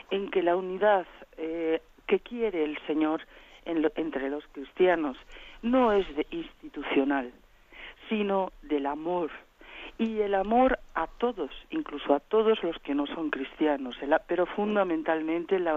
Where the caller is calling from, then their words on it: Valladolid, Castile and León, Spain; de Valladolid.